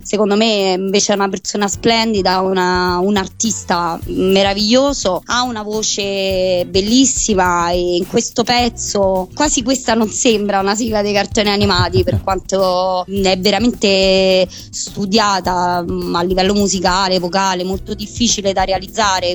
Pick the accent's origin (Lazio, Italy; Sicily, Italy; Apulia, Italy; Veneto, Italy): Lazio, Italy; Rome; sono di Roma città